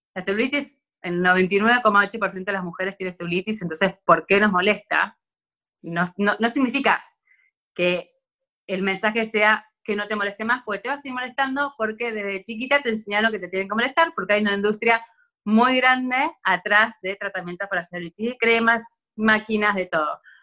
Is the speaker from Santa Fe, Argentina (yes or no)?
no; Buenos Aires, Argentina; also born or lived in France; yo soy acá de Buenos Aires